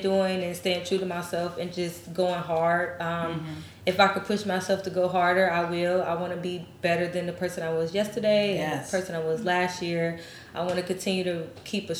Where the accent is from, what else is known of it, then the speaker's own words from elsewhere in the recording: Midwest, United States; I'm from the Midwest.